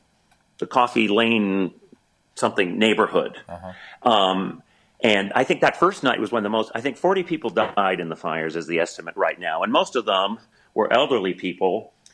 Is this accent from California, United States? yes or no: yes; Sonoma, California, United States; Growing up in Northern California